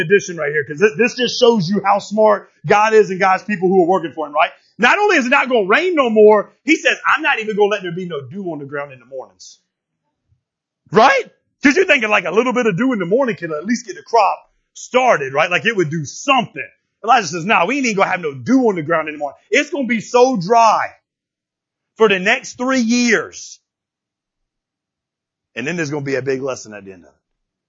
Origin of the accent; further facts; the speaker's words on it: Florida, United States; I'm from Florida.